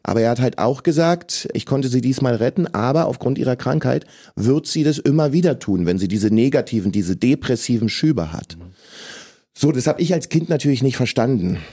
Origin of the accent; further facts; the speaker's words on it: Berlin, Germany; ich bin in Ostberlin geboren als äh, Sohn eines afrikanischen, eines ghanaischen Vaters und einer deutschen Mutter